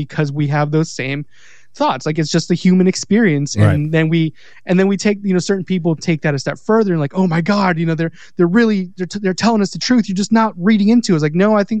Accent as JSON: {"language": "English", "region": "California", "country": "United States", "moved": "yes", "lives_now": "Mississippi, United States", "said": "I live in Mississippi, but like, I'm Mexican from California."}